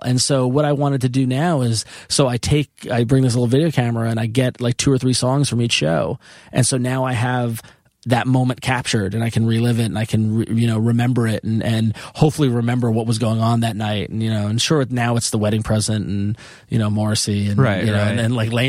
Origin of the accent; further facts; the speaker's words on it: Long Island, New York, United States; I come from Long Island, Italian family.